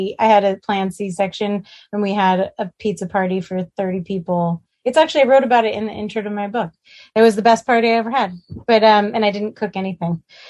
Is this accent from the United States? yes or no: yes; New York City, New York, United States; moved away as an adult; now in Pasadena, United States; Growing up in Manhattan